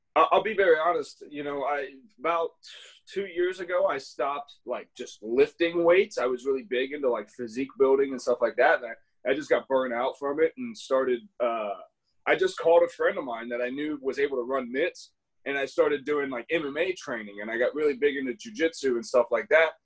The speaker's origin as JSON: {"language": "English", "region": "Ohio", "country": "United States", "tie": "born or raised there", "moved": "as an adult", "said": "I was a kid from Ohio."}